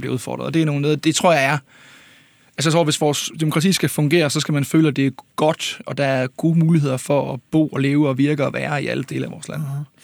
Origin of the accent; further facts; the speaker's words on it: Ølgod, Southern Denmark, Denmark; Jeg er selv fra Ølgod